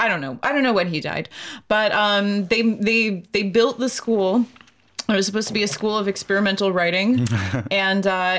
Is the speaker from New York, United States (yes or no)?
yes; New York, United States; moved away as an adult; also born or lived in Colorado; Because I'm from New York.